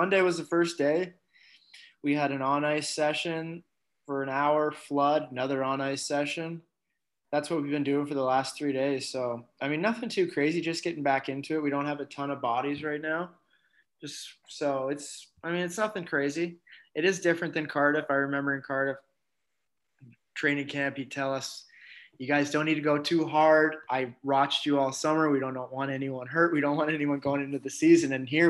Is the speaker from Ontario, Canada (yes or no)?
no; Winnipeg, Manitoba, Canada; born there; I was born in Winnipeg when my dad was playing for the Jets.